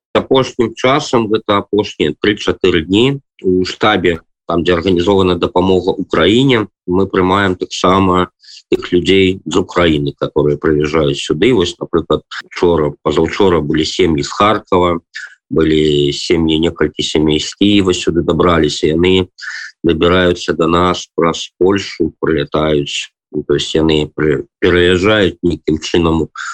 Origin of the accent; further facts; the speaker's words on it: Belarus; now in Batumi, Georgia; мы беларусы